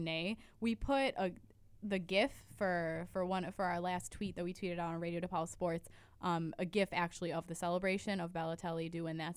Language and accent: English; United States; As an American